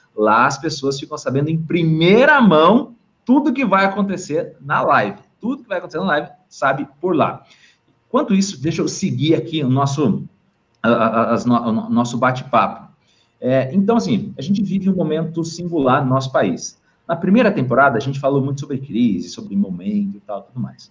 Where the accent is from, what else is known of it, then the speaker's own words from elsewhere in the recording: Brazil; nós, como brasileiros